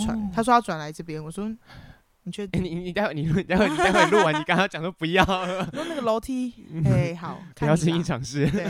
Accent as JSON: {"language": "Chinese", "country": "United States", "said": "我们就只是美国人呐，我们是美国人。"}